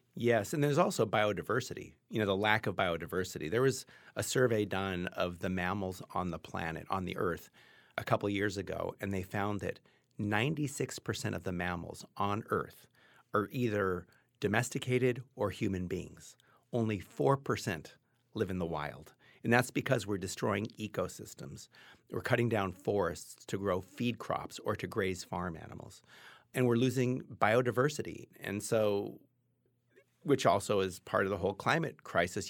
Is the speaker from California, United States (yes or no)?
yes; Los Angeles, California, United States; I grew up in Los Angeles in a middle class white house with a lot of privilege